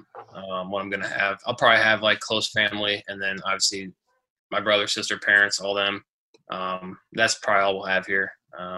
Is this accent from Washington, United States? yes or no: yes; Seattle, Washington, United States; moved away; also born or lived in Arizona / Michigan; I was born in Seattle, so I was a fan of the Seahawks growing up, and then I moved to Arizona